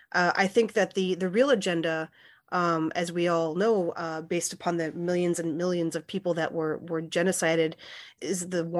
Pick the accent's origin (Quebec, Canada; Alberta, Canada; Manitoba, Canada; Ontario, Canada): Manitoba, Canada; Winnipeg; moved away as an adult; also born or lived in Saskatchewan; now in Iowa City, United States; I'm Plains Cree Salto of the George Gordon First Nation, and I grew up in Winnipeg, and spent time at my reserve in Saskatchewan, and I've been living in Iowa City for 15 years.